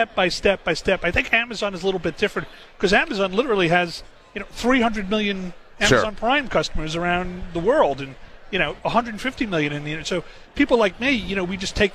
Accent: New York, United States; coming as a New Yorker

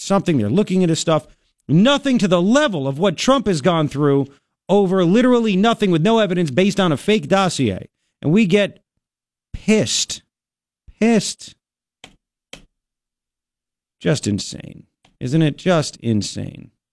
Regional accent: New York, United States; moved away; I grew up in New York

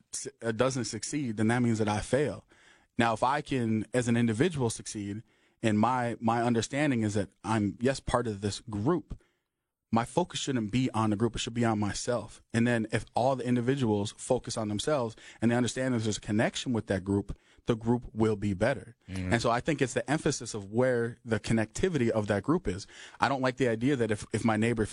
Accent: North Dakota, United States; when I grew up in North Dakota, I grew up in a place that we call the welfare square.

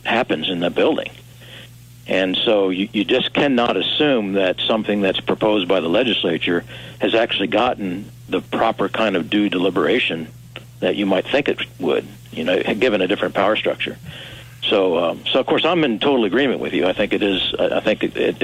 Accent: Missouri, United States; as an outstate drive-through country Missourian

